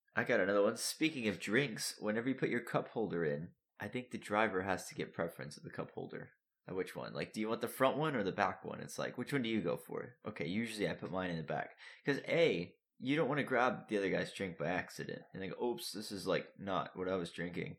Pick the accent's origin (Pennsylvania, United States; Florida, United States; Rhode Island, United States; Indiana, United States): Florida, United States; moved away; I'm from Florida.